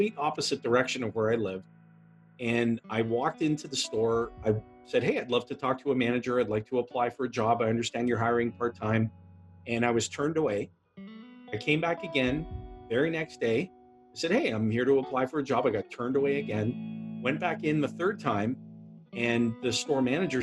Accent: Timmins, Ontario, Canada; I was born and raised in Timmins, Ontario, which is a small mining and forestry community

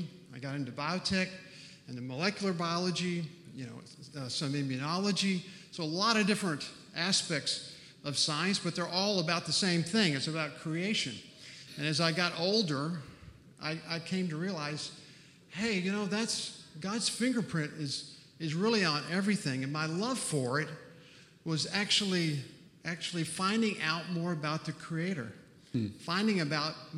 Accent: Texas, United States; grew up in Texas on a farm

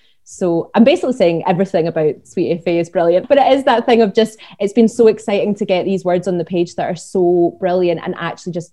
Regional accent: Glasgow, Scotland, United Kingdom; I'm from Glasgow

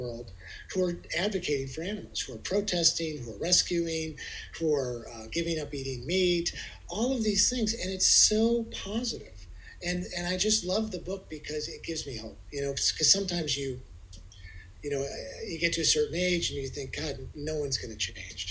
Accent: Midwest, United States; moved away; I'm from the Midwest

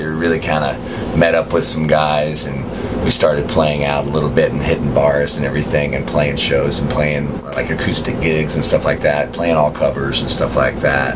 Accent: the Bible Belt, United States; growing up in the Bible Belt

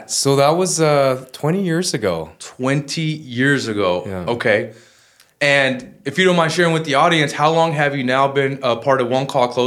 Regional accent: Vancouver, British Columbia, Canada; I'm from Vancouver, Canada. Vancouver, Canada.

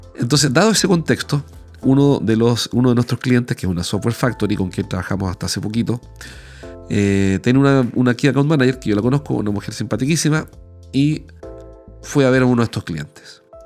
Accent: Chile; como soy chileno hablo rapidísimo

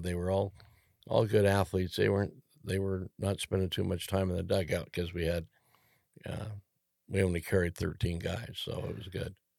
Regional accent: Grass Valley, California, United States; we grew up in Grass Valley, we used to drive down to see the Solans play

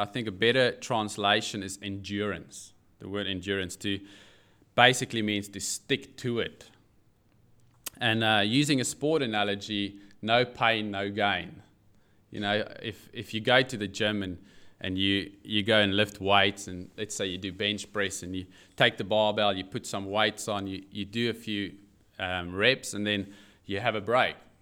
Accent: South Africa; now in Newcastle, Australia; I do have an accent, yes, and it's not New Zealand. I'm I'm South African

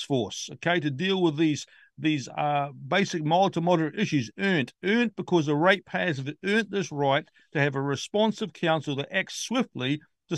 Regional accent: New Zealand; as a Kiwi, as a New Zealander.

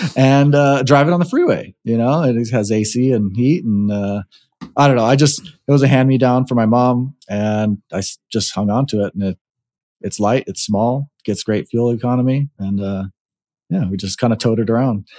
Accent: Hawaii, United States; also born or lived in Nevada; now in Arizona, United States; growing up in Hawaii, and, uh, now that I've been in the States, I've either been in Nevada or Arizona

